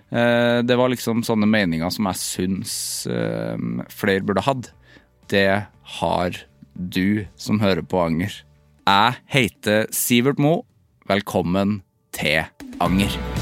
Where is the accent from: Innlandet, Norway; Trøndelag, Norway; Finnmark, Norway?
Trøndelag, Norway; vi har jo en trønderklubb